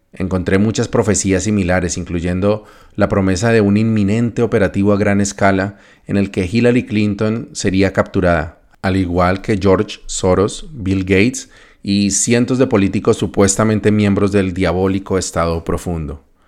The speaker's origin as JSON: {"language": "Spanish", "country": "Colombia", "also_born_or_lived": "North America", "moved": "as an adult"}